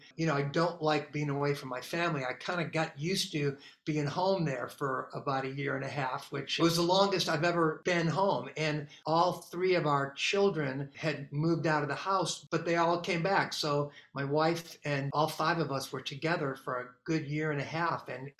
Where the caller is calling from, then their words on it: Grand Rapids, Michigan, United States; But we flew into Grand Rapids, Michigan